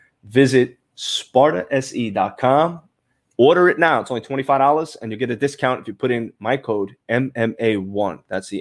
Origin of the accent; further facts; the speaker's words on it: Brooklyn, New York, United States; now in Florida, United States; I was coming from Brooklyn, New York, bro. Cold weather, you know, girls are wearing jackets at least, you know, 5-6 months out of the year. You come down to Florida, everybody's in a bikini.